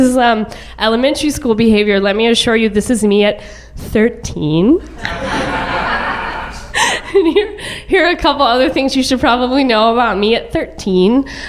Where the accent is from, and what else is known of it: a suburb of Dallas, Texas, United States; born or raised there